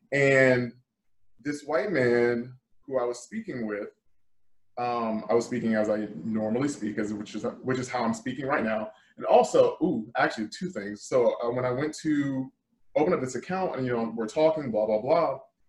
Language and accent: English; the South, United States; I've had many, many people disbelieve the fact that I'm from the South because I don't speak the way that they expect me to speak.